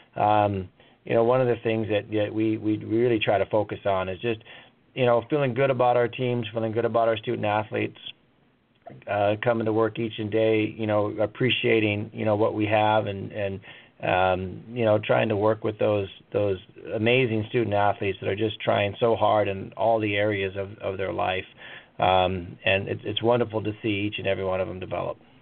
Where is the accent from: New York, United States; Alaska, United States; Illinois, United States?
Alaska, United States; Anchorage; to be in my hometown and uh, develop uh, student athletes from from not only you know Anchorage or Alaska